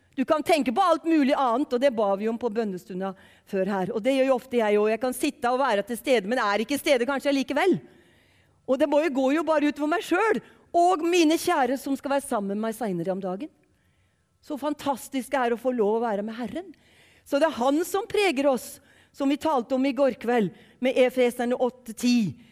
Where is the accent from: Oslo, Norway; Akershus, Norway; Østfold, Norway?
Østfold, Norway; Ørje; accent: Eastern Norwegian (østlending); moved away as an adult; also born or lived in Western Norway (Sunnhordland, Hardanger, Voss); now in Western Norway, Norway; så er jeg østlending, hvis dere lurer på hvor denne dialekten kommer fra. Jeg er grensetilfelle, og dere har jeg jo skjønt allerede. Jeg er fra fire kilometer fra Sverige, en plass som heter Ørje